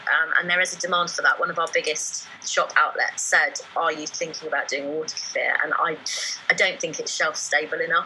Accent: Newbury, South East England, United Kingdom; Newbury, which is my hometown, yeah, this weekend, because I'm a proper local girl.

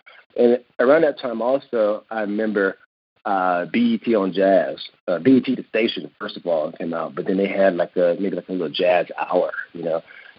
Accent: Kinston, North Carolina, United States; Well, Kinston, although it's a very small city, it's a very special place. And I could be a little biased because I'm from there.

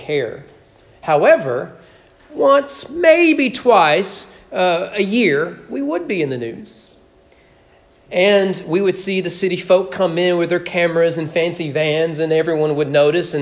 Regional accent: rural Kentucky near Gratz, United States; when I was growing up, my hometown was never in the news. We got Lexington, Louisville, and Cincinnati news

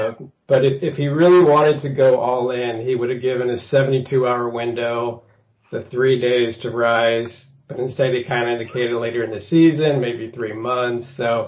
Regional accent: Beaverton, Oregon, United States; So I currently reside in Beaverton, Oregon. I grew up in Beaverton, Oregon. So I've got a little local intel here.

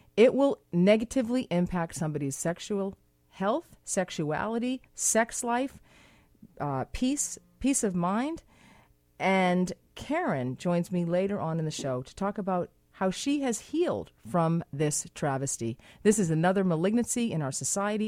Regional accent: Boston, Massachusetts, United States; now in Vancouver, Canada; I'm from Boston, uh, live in Vancouver

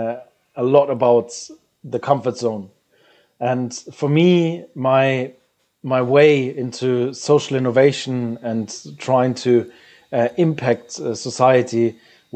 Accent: Germany; moved away as an adult; as a German national being abroad

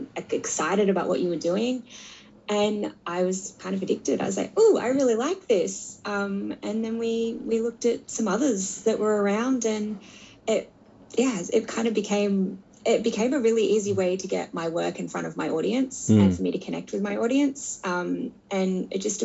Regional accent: Australia; also born or lived in United States; I'm from Australia originally.

